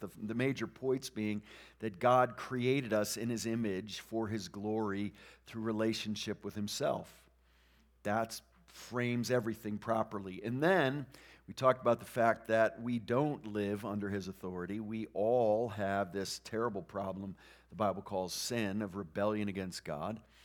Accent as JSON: {"language": "English", "region": "New England", "country": "United States", "tie": "born or raised there", "moved": "yes", "said": "we grew up in New England where there are very few Christians"}